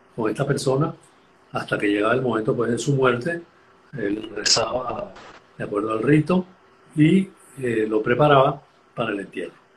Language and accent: Spanish; Los Teques, Miranda, Venezuela; accent: venezolano; moved away as an adult; tanto mi hermano como yo, nacimos en Los Teques también